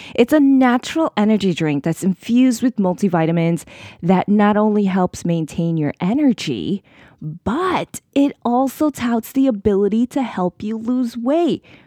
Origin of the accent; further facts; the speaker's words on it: New York City, New York, United States; New York City, my hometown. Yes, I am a true blue New York City girl all the way.